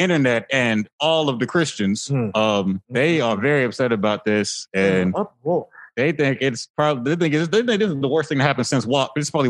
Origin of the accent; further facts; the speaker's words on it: Florida, United States; I'm from the middle of nowhere, Florida.